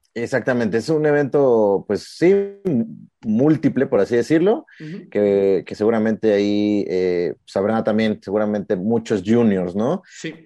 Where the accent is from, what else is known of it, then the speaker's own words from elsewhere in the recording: Mexico; como, como mexicanos